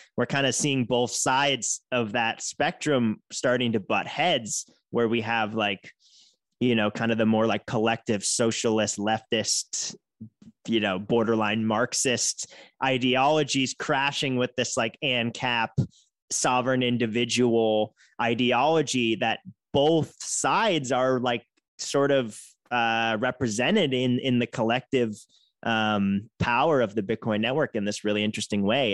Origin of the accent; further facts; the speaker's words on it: outside of Boston, Massachusetts, United States; moved away as an adult; now in San Francisco Bay Area, United States; I grew up outside of Boston